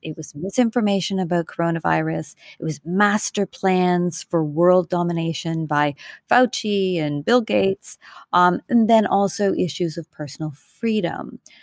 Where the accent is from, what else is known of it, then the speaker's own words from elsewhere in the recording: Canada; now in New York City, United States; I am a Canadian living in New York City.